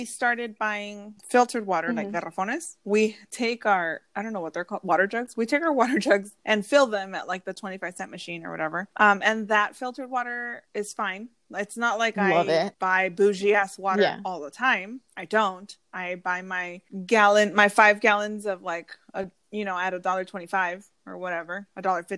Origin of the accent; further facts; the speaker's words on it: San Diego, California, United States; When I was growing up at my grandma's, we lived in Southeast San Diego